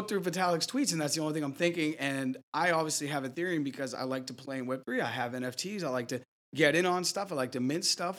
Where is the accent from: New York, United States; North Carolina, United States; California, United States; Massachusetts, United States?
Massachusetts, United States; near Harvard; I grew up near Harvard